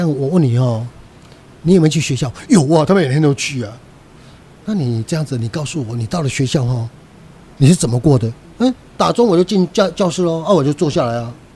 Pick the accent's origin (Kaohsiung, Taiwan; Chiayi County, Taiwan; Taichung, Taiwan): Chiayi County, Taiwan; Minxiong; moved away; also born or lived in Taipei; 在我的家乡成立一间二手书店